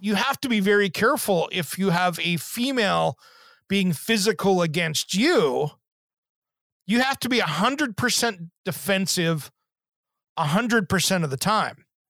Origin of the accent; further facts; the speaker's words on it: Kennewick, Washington, United States; moved away; where I grew up in Eastern Washington, the Tri Cities, you know, Kennewick School District